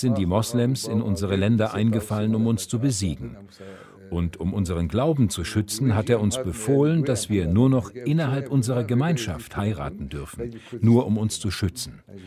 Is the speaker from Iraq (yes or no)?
yes; Kocho, Nineveh, Iraq; moved away as an adult; now in Celle, Germany; meinem Heimatdorf Kocho